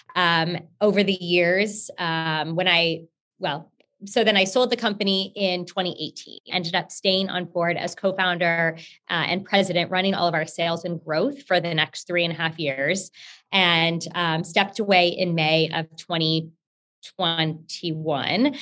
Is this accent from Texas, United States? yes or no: yes; Houston, Texas, United States; i'm currently based in Houston and I'm from Houston, was born here